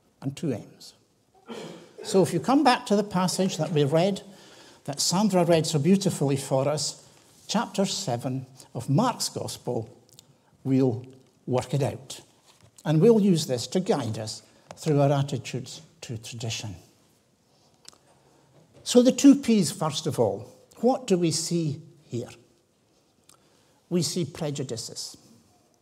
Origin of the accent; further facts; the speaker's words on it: Tiree, Scotland, United Kingdom; I was brought up in the Highlands. I was brought up in Tyree